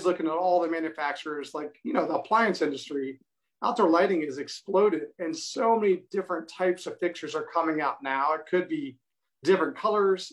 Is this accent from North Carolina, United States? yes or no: no; Virginia, United States; also born or lived in Ohio; I'm from Virginia, went to Ohio to study Spanish